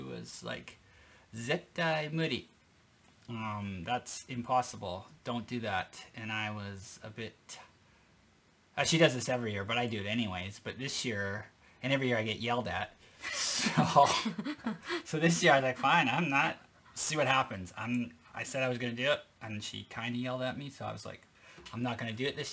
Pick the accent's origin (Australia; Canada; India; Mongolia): Canada; moved away as an adult; now in Japan; I grew up in Canada